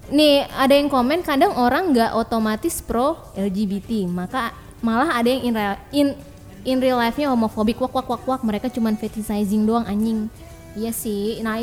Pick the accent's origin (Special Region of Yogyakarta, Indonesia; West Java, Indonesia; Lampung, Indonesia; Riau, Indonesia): West Java, Indonesia; Bekasi; accent: Bekasi; Ron kan gue pakai logat Bekasi